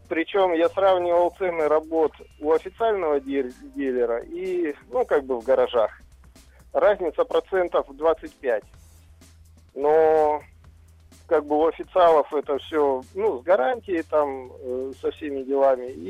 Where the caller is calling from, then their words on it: Chelyabinsk, Chelyabinsk Oblast, Russia; я из Челябинска.